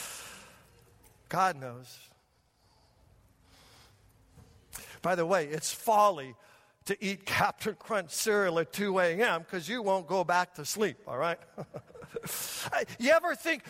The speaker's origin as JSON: {"language": "English", "town": "Denver", "region": "Colorado", "country": "United States", "tie": "born or raised there", "said": "Growing up in Denver, Colorado, we would go up in the mountains"}